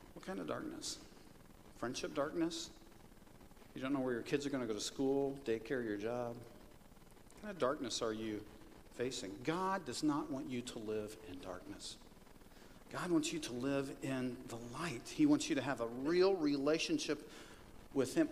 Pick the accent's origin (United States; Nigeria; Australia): United States; Kansas; moved away; the farm that I grew up on in Kansas